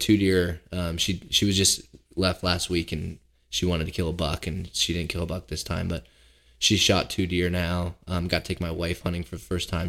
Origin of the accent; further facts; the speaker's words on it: Seattle, Washington, United States; moved away as an adult; now in Pennsylvania, United States; I grew up in Seattle, but we lived in a small neighborhood